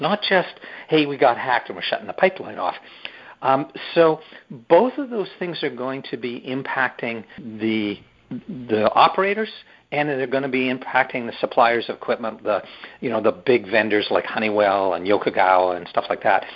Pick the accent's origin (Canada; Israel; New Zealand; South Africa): Canada; I'm a Canadian